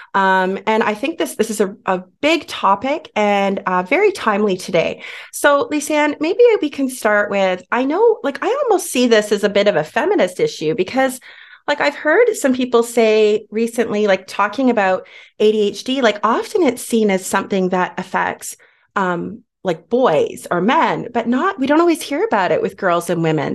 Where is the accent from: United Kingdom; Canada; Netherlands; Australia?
Canada; now we're Canadian, so in Canada